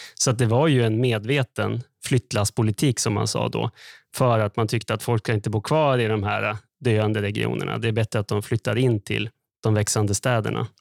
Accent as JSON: {"language": "Swedish", "town": "Skellefteå", "region": "Västerbotten County", "country": "Sweden", "tie": "born or raised there", "said": "jag är uppväxt i Skellefteå"}